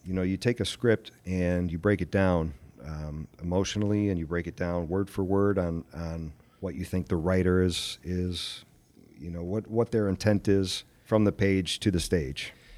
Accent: Aurora, United States; Aurora was, was my hometown

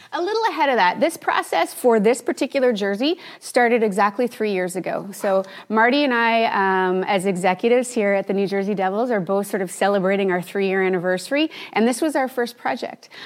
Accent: Canada; I'm Canadian

